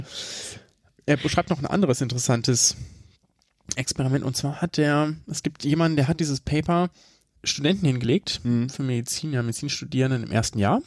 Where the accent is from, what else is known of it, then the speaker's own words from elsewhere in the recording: Germany; bei uns in Deutschland